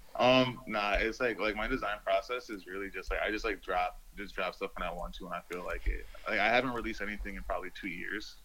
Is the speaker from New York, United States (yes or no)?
yes; Rochester, New York, United States; moved away as an adult; also born or lived in Brooklyn, New York / Tokyo, Japan; now in Miami, United States; I'm actually from Rochester, New York